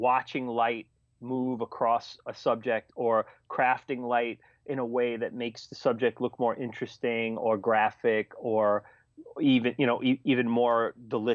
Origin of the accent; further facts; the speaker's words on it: New York City, New York, United States; one of them was in Staten Island, which was my hometown